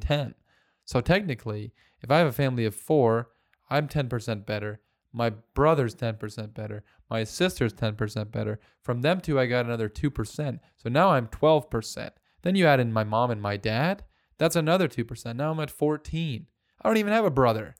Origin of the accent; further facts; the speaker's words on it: Canada; as a Canadian